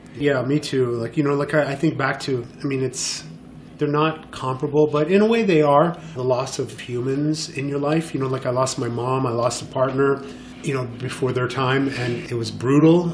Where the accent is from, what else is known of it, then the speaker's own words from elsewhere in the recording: Montreal, Quebec, Canada; moved away as an adult; also born or lived in Los Angeles / Miami; now in New York, United States; I was born and raised in Montreal